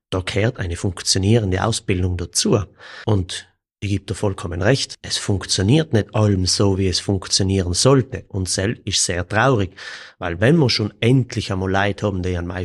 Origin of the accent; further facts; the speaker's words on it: Kiens, Trentino-Alto Adige, Italy; Ich selber bin aus Kirns.